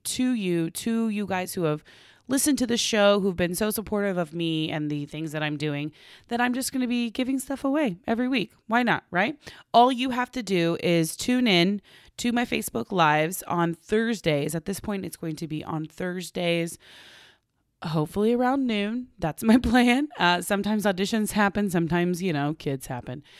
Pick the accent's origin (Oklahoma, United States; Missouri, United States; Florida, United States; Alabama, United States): Oklahoma, United States; now in Los Angeles, United States; I grew up in Oklahoma, eh, to a single mom